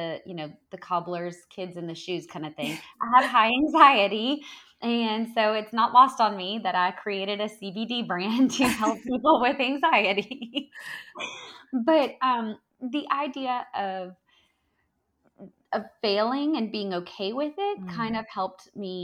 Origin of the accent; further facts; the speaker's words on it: the South, United States; I'm from the South